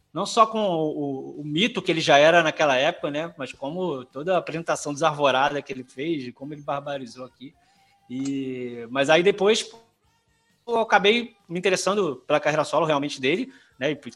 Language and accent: Portuguese; Rio de Janeiro, Brazil; Cara, como bom carioca que era criança nos anos 80, eu.